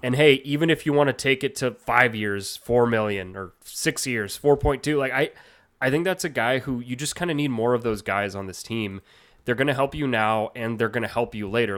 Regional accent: Canada; I'm Canadian

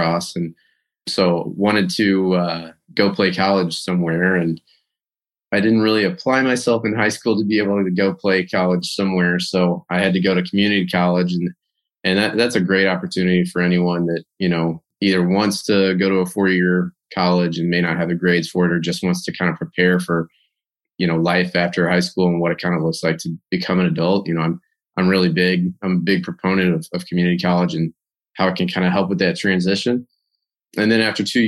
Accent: St. Louis, Missouri, United States; now in Tampa, United States; I'm originally from St. Louis, Missouri

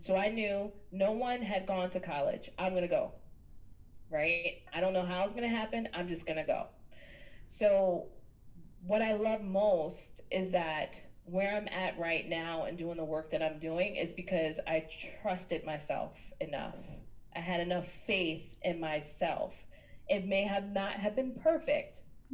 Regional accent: New York City, New York, United States; I grew up in Jamaica, Queens, Southside Jamaica, Queens

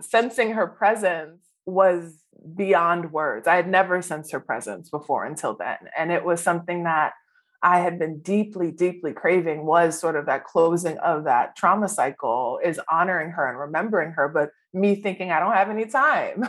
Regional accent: New Orleans, Louisiana, United States; So I grew up in New Orleans.

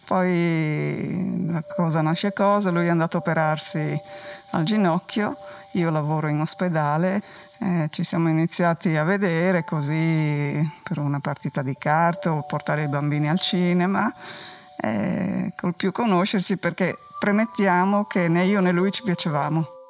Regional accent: Gemona del Friuli, Friuli-Venezia Giulia, Italy; first language Friulian; Italian is a second language; also born or lived in Switzerland; Sono nata in Svizzera, ma da genitori che sono andati per lavoro là e poi siamo tornati qua che avevo sei anni

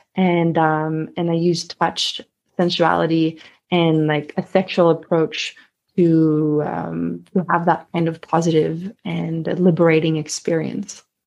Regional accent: Sweden; accent: Swedish; English is a second language; I am Swedish, so you might hear a little bit of an accent coming through every now and then.

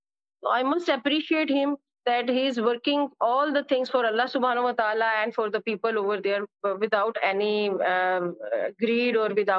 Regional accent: Multan, Punjab, Pakistan; I came from Multan.

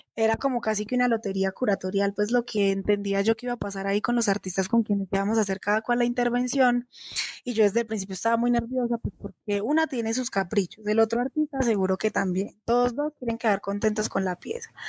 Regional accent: Manizales, Caldas, Colombia; moved away as an adult; now in Bogotá, Colombia; Yo soy de Manizales Caldas y soy profesional de la Universidad de Caldas en Artes Plásticas

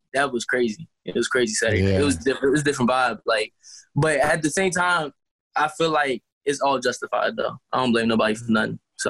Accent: North Carolina, United States; now in Manassas, United States; I'm from North Carolina, but I live in Manassas, Virginia.

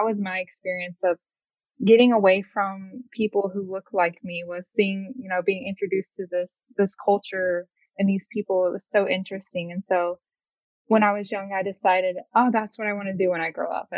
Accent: Montgomery, Alabama, United States; moved away as an adult; now in Los Angeles, United States; So I'm 22. Just moved to LA 3 years ago. So it's a little context. I was born and raised in Deep South, Montgomery, Alabama, to be exact.

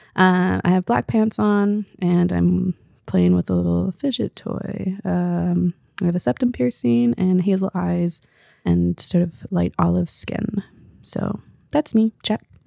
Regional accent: Victoria, British Columbia, Canada; also born or lived in Belém, Pará, Brazil / Recife, Brazil; But I grew up in B C, in Victoria, going back to Brazil every, uh, two years.

